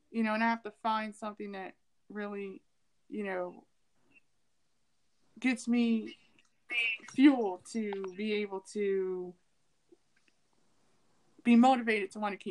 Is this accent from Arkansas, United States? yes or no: no; Ohio, United States; also born or lived in California; I lived in California for three years, but I'm not California. You know, I'm from Ohio, but I don't sound like I'm from the Midwest